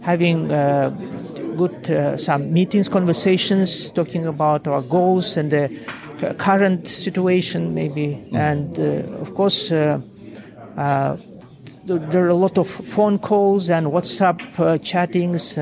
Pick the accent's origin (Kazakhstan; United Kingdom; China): Kazakhstan; Almaty; I came from Kazakhstan. My Kazakhstan is a very big country